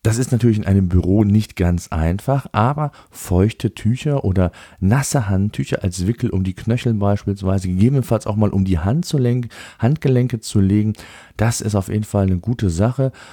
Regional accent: Germany; bei uns in Deutschland

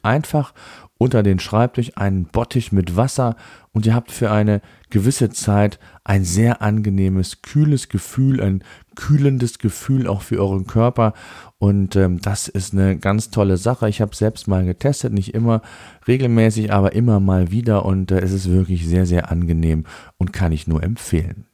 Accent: Germany; bei uns in Deutschland

